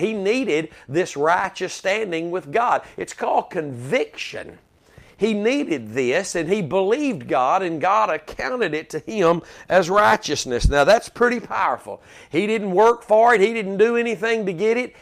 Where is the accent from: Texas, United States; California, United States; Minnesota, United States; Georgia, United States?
Texas, United States; as a Texan